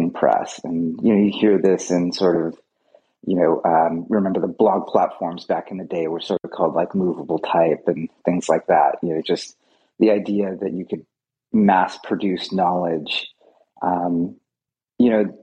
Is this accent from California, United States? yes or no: yes; Fremont, California, United States; also born or lived in Canada; I grew up here in Fremont